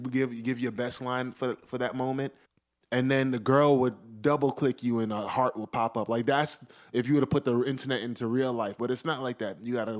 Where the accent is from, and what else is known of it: New York City, New York, United States